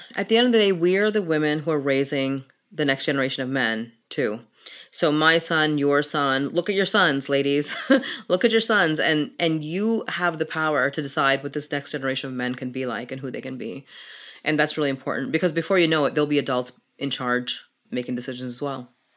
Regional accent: Pakistan; moved away; I'm from Pakistan, I come from a Muslim family

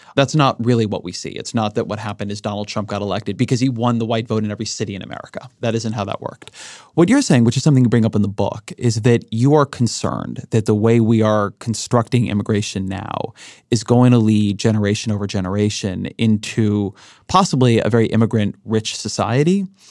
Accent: Orange County, California, United States; I grew up in Orange County. Orange County, California, has a lot of immigration.

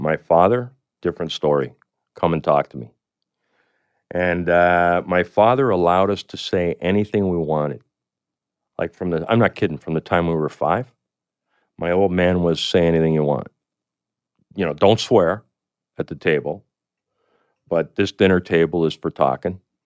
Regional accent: Canada; I come from Canada

